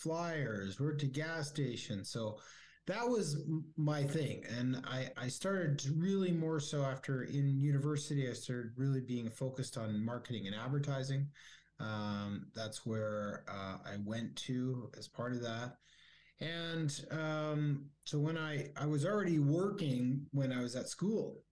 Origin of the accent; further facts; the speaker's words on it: Calgary, Alberta, Canada; also born or lived in California; I grew up in Calgary